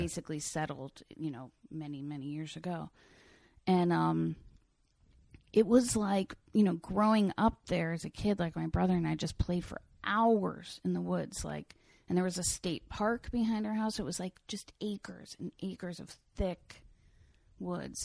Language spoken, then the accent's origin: English; Lloyd Neck, New York, United States; also born or lived in Brooklyn; I grew up on the North Shore on the Long Island Sound